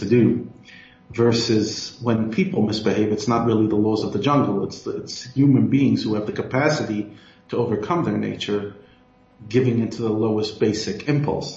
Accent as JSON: {"language": "English", "country": "United States", "moved": "as an adult", "lives_now": "South Africa", "said": "I come from the U.S., as you can hear from my accent."}